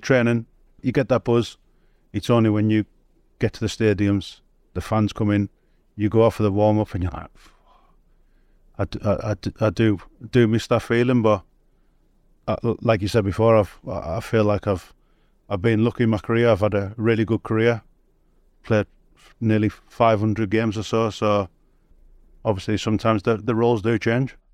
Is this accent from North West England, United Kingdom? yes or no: yes; Cumbria, North West England, United Kingdom; accent: Cumbrian; my Cumbrian accent's